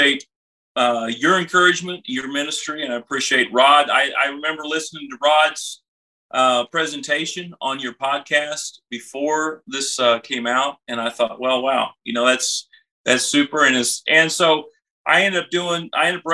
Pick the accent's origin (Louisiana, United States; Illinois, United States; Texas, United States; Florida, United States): Texas, United States; Denton; I'm from Denton, Texas, North Texas